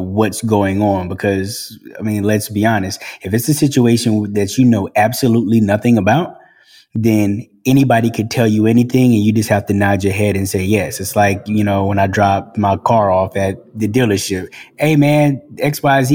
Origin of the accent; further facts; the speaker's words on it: Boston, Massachusetts, United States; also born or lived in South Carolina / Los Angeles, United States; now in Atlanta, United States; I grew up in Boston